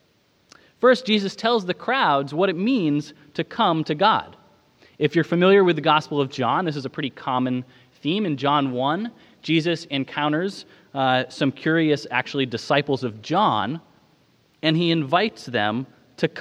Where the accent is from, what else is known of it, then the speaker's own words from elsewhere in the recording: Maine, United States; moved away; Growing up in Maine